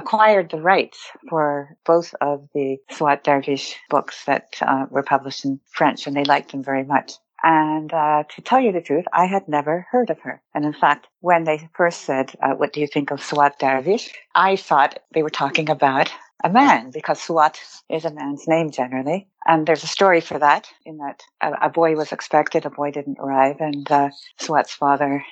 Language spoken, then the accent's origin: English; Istanbul, Turkey; growing up in Istanbul in the 60s and 70s